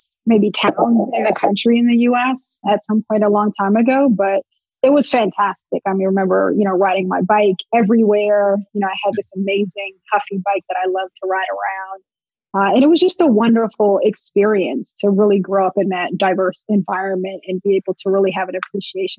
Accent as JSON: {"language": "English", "town": "Montclair", "region": "New Jersey", "country": "United States", "tie": "born or raised there", "said": "I grew up in Montclair, New Jersey, very diverse setting, diverse town"}